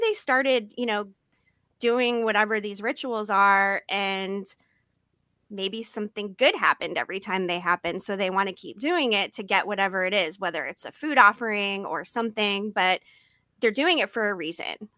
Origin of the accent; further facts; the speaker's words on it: Massachusetts, United States; now in San Diego, United States; I grew up in Massachusetts